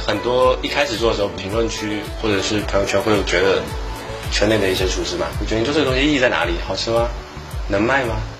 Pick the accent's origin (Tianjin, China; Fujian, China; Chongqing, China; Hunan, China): Fujian, China; moved away; 我们福建传统的菜